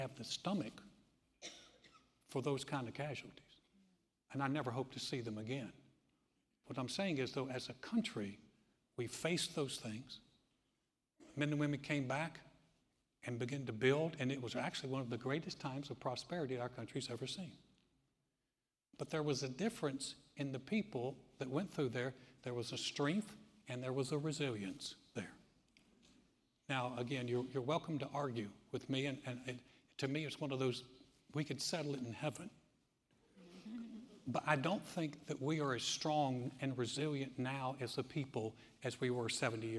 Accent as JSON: {"language": "English", "country": "United States"}